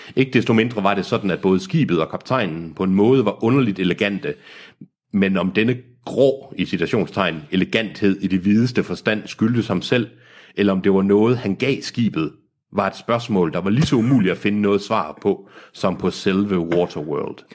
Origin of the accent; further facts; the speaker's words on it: Aarhus, Central Denmark Region, Denmark; jeg kommer fra Aarhus.